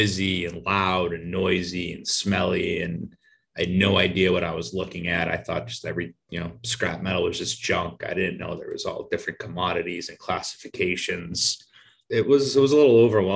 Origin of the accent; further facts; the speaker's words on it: outside of Boston, Massachusetts, United States; moved away as an adult; also born or lived in Brooklyn, New York; I was born and raised outside of Boston, Massachusetts